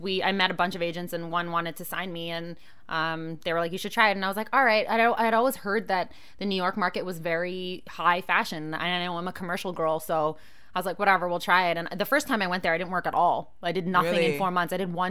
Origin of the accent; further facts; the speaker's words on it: Canada; I'm too Canadian for that shit.